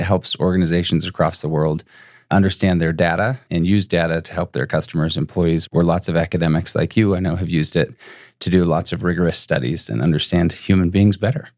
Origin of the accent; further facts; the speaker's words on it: Utah, United States; moved away as an adult; also born or lived in Boston / Phoenix / Chicago; I grew up in Utah